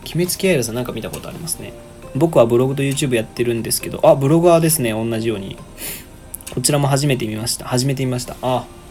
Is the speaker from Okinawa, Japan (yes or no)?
no; Osaka, Japan; 僕大阪なんで